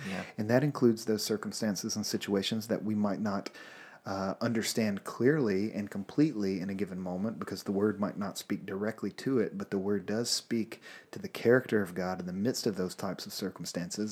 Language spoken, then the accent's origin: English; Louisiana, United States; moved away as an adult; also born or lived in Alabama; I'm from Louisiana